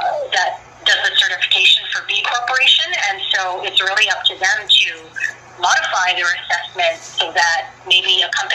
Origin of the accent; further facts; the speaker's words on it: Philippines; I want to get it out there as much as possible so that people can see me as a Filipina